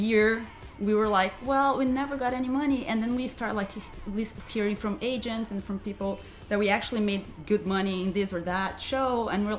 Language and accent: English; Brazil; we're from Brazil, so we're always going back home or something.